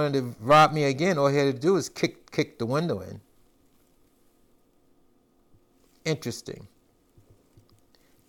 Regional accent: New York, United States; I'm from New York and live in these areas

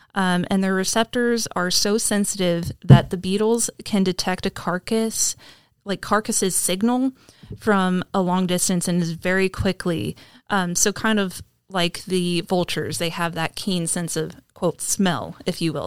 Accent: Kansas, United States; I grew up in Kansas, um, along, like, the Decatur County

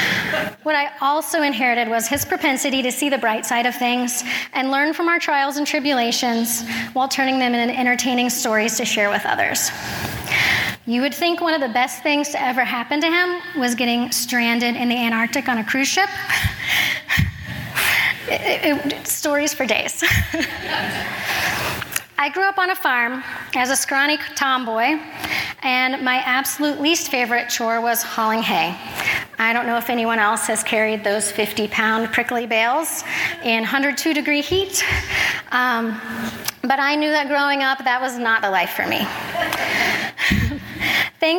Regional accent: Kansas, United States; I am an introvert from the Midwest. Kansas, the state that is flatter than a pancake

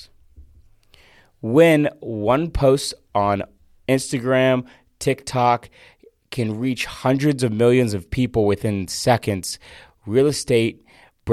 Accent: Fort Myers, Florida, United States; moved away; Fort Myers, Florida, which is my hometown

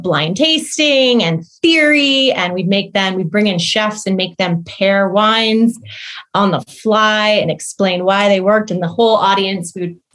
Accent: Missouri, United States; moved away as an adult; also born or lived in London; now in New York City, United States; I grew up in Missouri, went to college there as well, Midwest girl

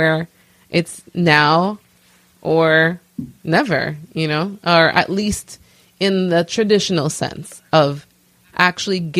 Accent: New York City, New York, United States; I am originally from Brooklyn, New York, of Haitian descent

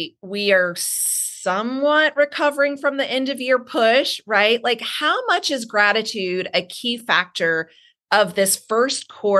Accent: Georgia, South Carolina, United States; I grew up in the South, Georgia, South Carolina.

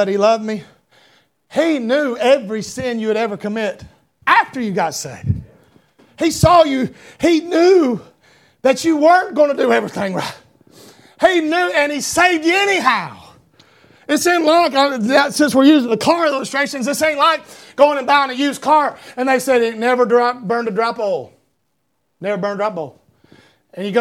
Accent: Talmo, Georgia, United States; as a boy, we lived in a mobile home out in the middle of a community called Talmo, Georgia.

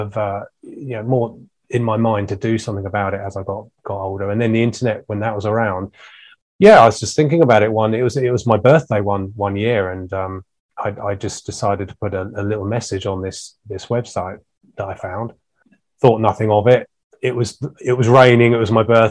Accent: Ashdown Forest, Sussex, South East England, United Kingdom; I was brought up in the Ashdown Forest in Sussex

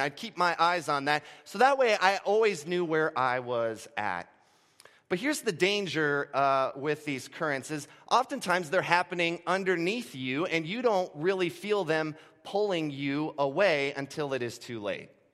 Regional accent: Gulf Coast of Florida, United States; moved away; For the first eighteen years of my life, I grew up on the Gulf Coast of Florida

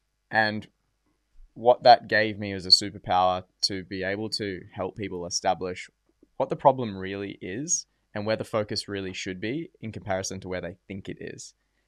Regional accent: Port Douglas, Queensland, Australia; now in Gold Coast, Australia; I grew up in Port Douglas.

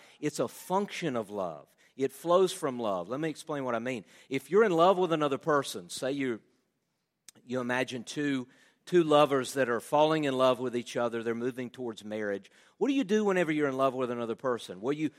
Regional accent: Southern United States, United States; We all love Jesus. Again, I'm a Southerner, you know.

